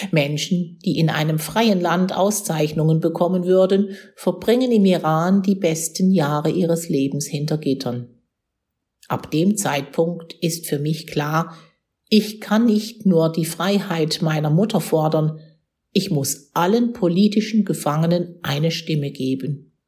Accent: Cologne, North Rhine-Westphalia, Germany; Aber für mich, 5000 Kilometer entfernt in meiner Heimat Köln, war das eine andere Welt

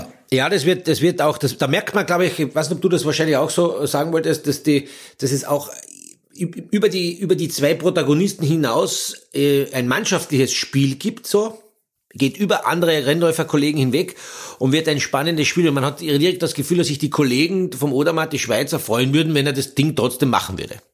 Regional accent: Austria

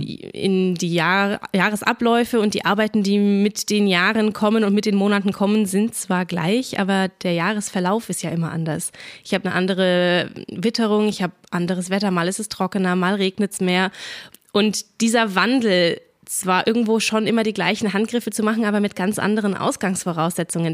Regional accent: Churfranken, Bavaria, Germany; bei uns daheim in Kurfranken

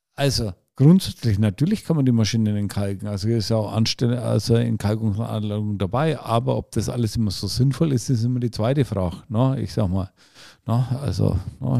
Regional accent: Franconia, Bavaria, Germany; bei uns in Franken

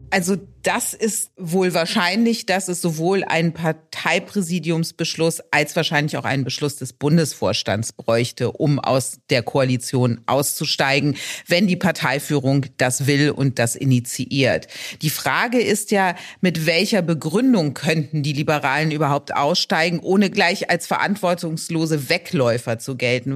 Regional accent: Rhineland, Germany; bin ich Rheinländerin

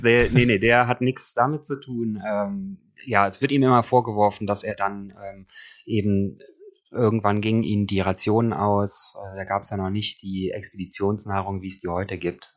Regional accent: Cologne, North Rhine-Westphalia, Germany; also born or lived in Eifel; now in Bergisch Gladbach, Germany; momentan ist es Bergisch Gladbach, aufgewachsen in Köln und der Eifel.

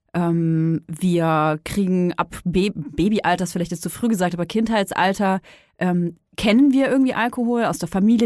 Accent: Franconia, Bavaria, Germany; ich komme aus Bayern, ne? Franken besser gesagt

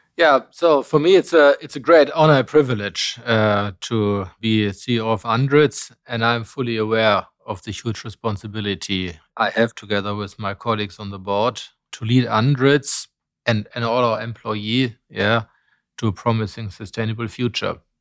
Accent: Bonn, North Rhine-Westphalia, Germany; I was born in Bonn in Germany when it was still capital

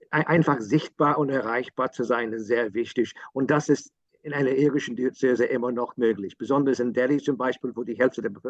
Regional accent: Ireland; German is a second language; ein Bischof ist etwas anderes ähm, ähm, in Deutschland als bei uns in Irland. Die Bischöfe sind ziemlich erreichbar bei uns.

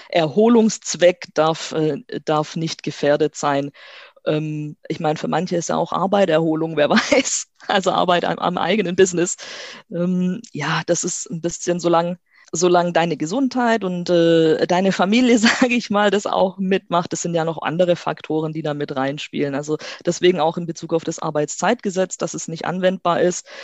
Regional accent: Stuttgart, Baden-Württemberg, Germany; ich komme aus Stuttgart

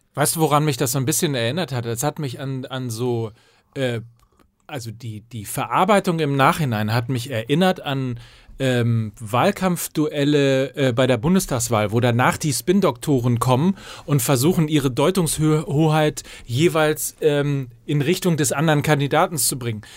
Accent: North Rhine-Westphalia, Germany; ich komme ja aus Ostwestfalen

